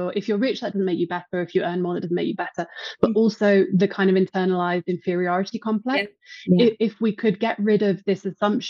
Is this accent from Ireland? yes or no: no; Herefordshire, West Midlands, United Kingdom; moved away as an adult; now in Mexico City, Mexico; I was brought up in England